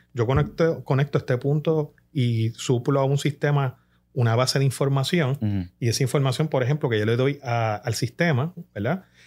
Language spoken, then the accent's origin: Spanish; Puerto Rico; como puertorriqueños